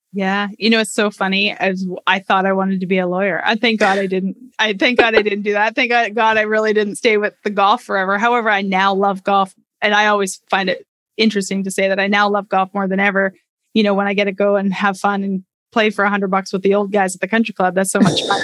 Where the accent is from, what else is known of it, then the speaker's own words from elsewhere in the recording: Canada; I grew up in Canada.